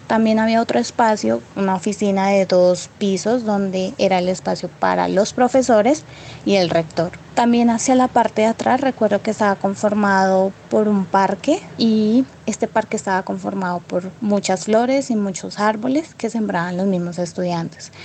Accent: Puerto Asís, Putumayo, Colombia; Soy de Puerto Asís, Putumayo. Recuerdo que con mis padres nos fuimos a vivir a una vereda como a tres horas de donde nací

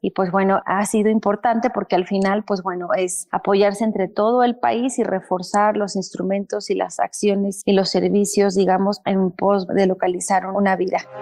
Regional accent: Mexico; nuestro país

